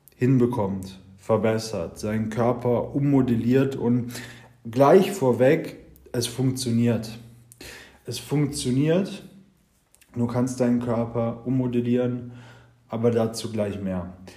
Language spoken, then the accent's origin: German; Germany; bei uns in Deutschland